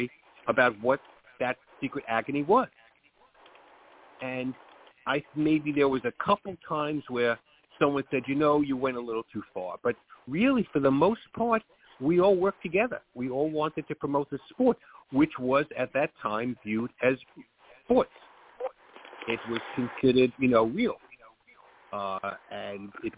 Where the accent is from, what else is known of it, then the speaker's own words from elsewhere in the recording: New York, United States; accent: New York; I grew up in New York, as maybe everyone knows from this accent